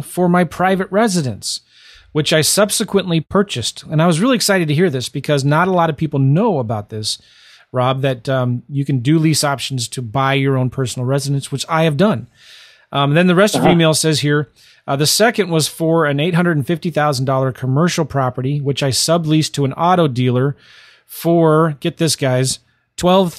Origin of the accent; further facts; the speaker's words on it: St. Louis, Missouri, United States; I'm from St. Louis